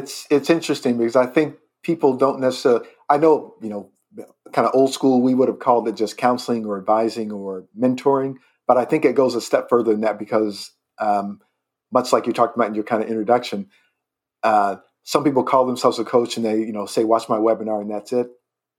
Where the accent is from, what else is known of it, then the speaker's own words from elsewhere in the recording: Indiana, United States; also born or lived in Rapid City, South Dakota; So I'm from Indiana. That's where my home state